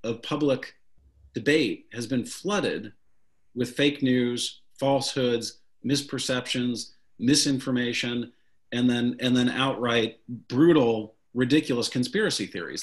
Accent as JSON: {"language": "English", "town": "St. Louis", "region": "Missouri", "country": "United States", "tie": "born or raised there", "said": "growing up in St. Louis, Missouri"}